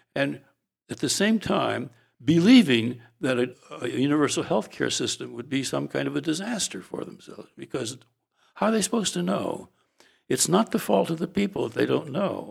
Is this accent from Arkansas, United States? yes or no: no; San Francisco, California, United States; when I went to high school in San Francisco, and I grew up in the Italian quarter, North Beach